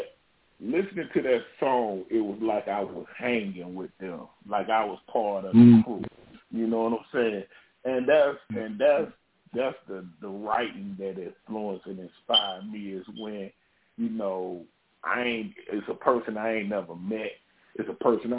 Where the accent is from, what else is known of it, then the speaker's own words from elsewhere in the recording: Charlotte, North Carolina, United States; I was growing up in Charlotte. And so I was, growing up in the hood in Charlotte